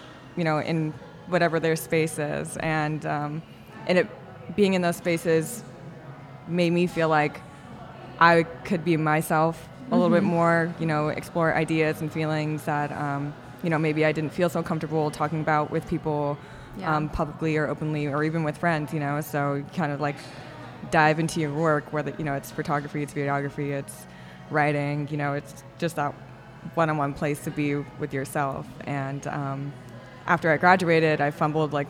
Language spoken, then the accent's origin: English; Sacramento, California, United States; moved away as an adult; also born or lived in Italy; now in San Diego, United States; I was born in Sacramento, moved here to go to Cal State San Marcos in North County